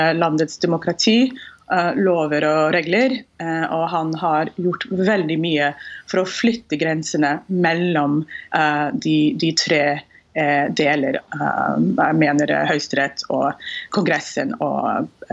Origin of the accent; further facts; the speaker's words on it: Houston, Texas, United States; Norwegian is a second language; moved away as an adult; now in Norway; Jeg er født og oppvokst i Houston, Texas, og har bodd i Norge siden eh, slutten av 90-tallet